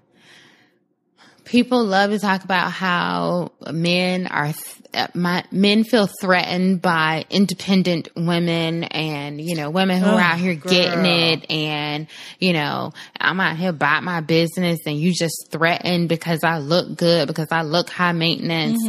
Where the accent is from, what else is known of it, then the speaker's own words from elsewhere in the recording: the South, United States; I'm from the South